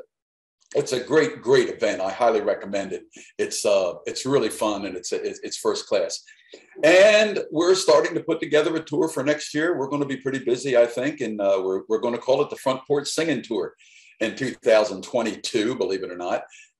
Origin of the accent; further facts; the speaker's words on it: United States; also born or lived in Nashville, Tennessee; We're American people